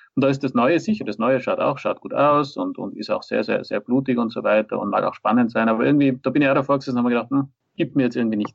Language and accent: German; Austria; bei uns in Österreich